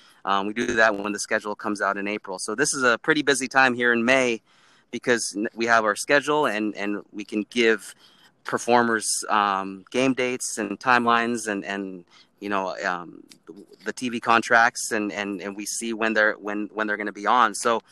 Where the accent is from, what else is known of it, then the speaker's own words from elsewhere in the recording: Kenmore, Washington, United States; growing up in Kenmore, Washington, it was a big deal, especially Friday nights where, you know, thousands of people would come watch those Friday night light football games.